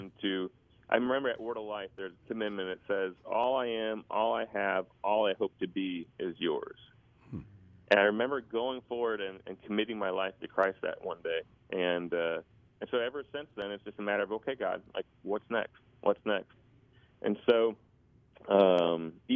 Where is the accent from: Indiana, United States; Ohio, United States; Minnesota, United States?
Indiana, United States; I grew up in Indiana, got saved as a young boy